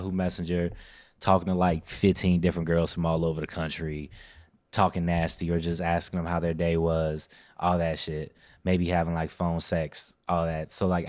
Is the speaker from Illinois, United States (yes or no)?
yes; Chicago, Illinois, United States; I'm born out west.